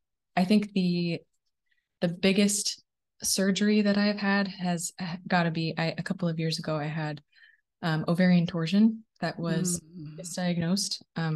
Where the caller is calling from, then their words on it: Oregon, United States; I'm connecting from Oregon today, just a little bit outside of Portland.